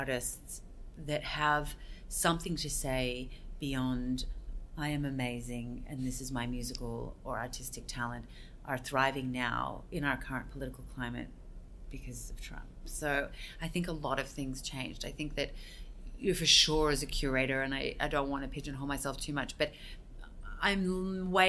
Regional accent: Australia; now in United States; I grew up in Australia

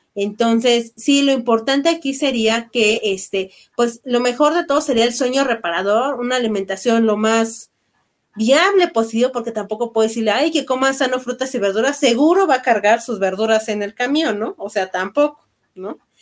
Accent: Mexico; como buenos mexicanos

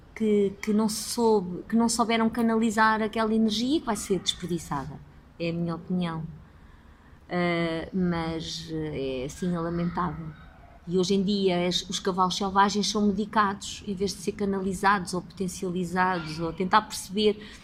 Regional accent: Lisbon, Portugal; Sou nascida e criada em Lisboa

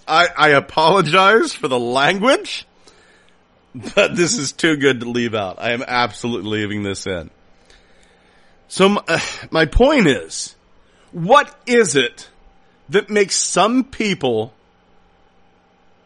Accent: Salisbury, Pennsylvania, United States; I grew up in Salisbury, Pennsylvania.

